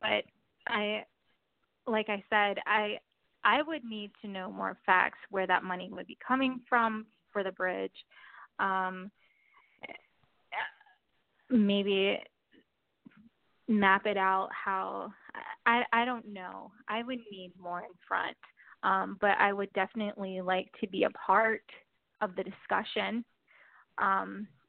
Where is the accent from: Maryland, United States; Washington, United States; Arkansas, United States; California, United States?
Maryland, United States; Baltimore; I'm proud to say that I'm from Baltimore